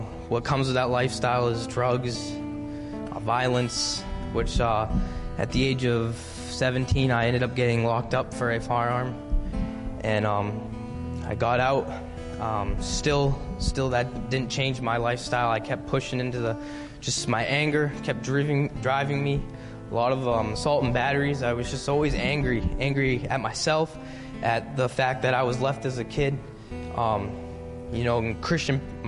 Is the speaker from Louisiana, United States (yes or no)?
no; Haverhill, Massachusetts, United States; I grew up in Bradford